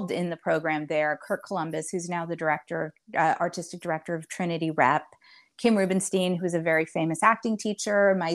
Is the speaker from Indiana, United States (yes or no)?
yes; Indiana, United States; moved away as an adult; also born or lived in Chicago